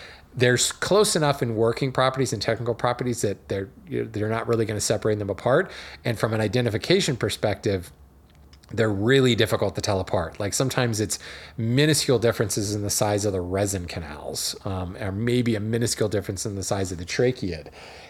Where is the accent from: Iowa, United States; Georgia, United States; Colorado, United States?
Colorado, United States; now in Oklahoma, United States; I was used to ponderosa pine growing up in Colorado. Then I moved to Oklahoma and I found southern yellow pine.